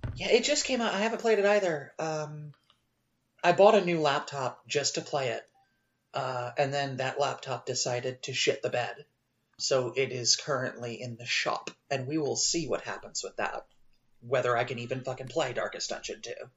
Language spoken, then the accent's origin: English; United States; as an American